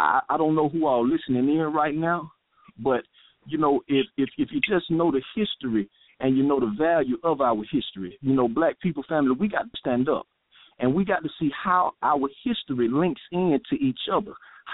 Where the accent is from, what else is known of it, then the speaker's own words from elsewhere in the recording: Atlanta, Georgia, United States; also born or lived in Castro Valley, California; I was born in California back in 1980, Castro Valley, quite a ways out from the Bay Area. And my family was all down in Long Beach, California. And my mother was on the run from the feds, and she came to Atlanta, Georgia. So as an infant, I grew up in Atlanta in the South